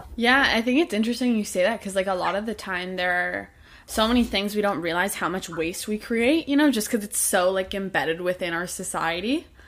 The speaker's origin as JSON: {"language": "English", "country": "Canada", "said": "I'm Canadian myself"}